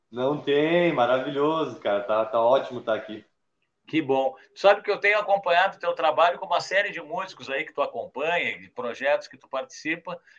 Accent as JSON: {"language": "Portuguese", "region": "São Paulo", "country": "Brazil", "tie": "born there", "said": "Vocês estão bem pertinho da onde eu nasci, cara. Eu nasci na Climação, que é aí do lado"}